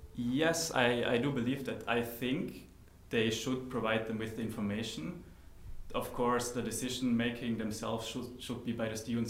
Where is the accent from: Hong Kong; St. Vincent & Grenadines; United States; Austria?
Austria; moved away as an adult; now in Netherlands; I come from Austria and I moved to the Netherlands four years ago.